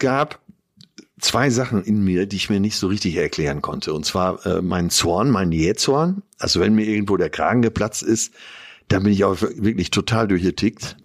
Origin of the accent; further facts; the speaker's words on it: Münsterland, North Rhine-Westphalia, Germany; als typischer Münsterländer